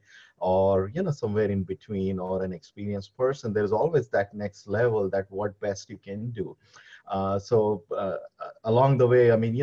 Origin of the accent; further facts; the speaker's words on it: India; moved away as an adult; now in United States; I am from India